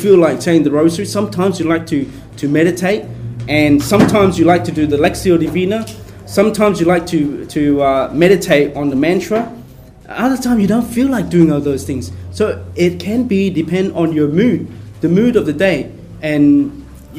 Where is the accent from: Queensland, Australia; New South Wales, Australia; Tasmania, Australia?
Queensland, Australia; Brisbane; I grew up in Brisbane